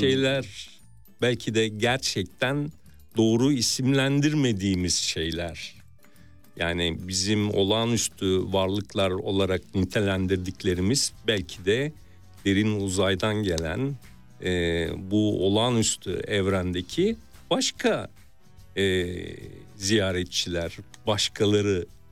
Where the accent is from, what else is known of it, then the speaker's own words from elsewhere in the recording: Istanbul, Turkey; Ben de Mardin kültürüyle İstanbul'da büyümüş.